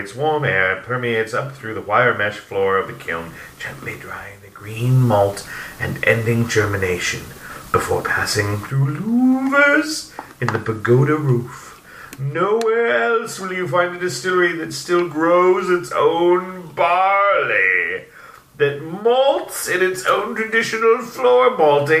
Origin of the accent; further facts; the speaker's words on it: San Diego, California, United States; now in Minnesota, United States; I'm from San Diego